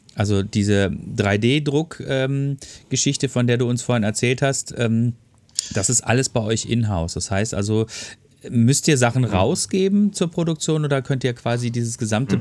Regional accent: Ruhr area, North Rhine-Westphalia, Germany; bei uns im Ruhrpott

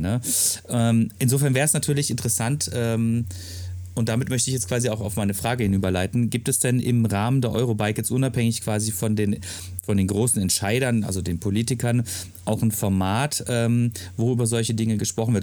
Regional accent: Freiburg, Baden-Württemberg, Germany; moved away; also born or lived in Ruhr area; ich komme aus Freiburg

